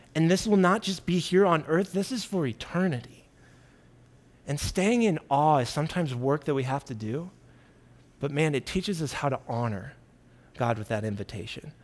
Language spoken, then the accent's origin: English; Kansas City, United States; I grew up in Kansas City.